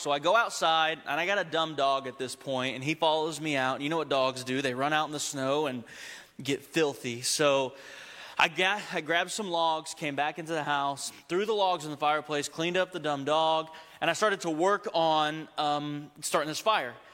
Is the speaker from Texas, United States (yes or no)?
yes; Texas, United States; Remember, I grew up in Texas, okay?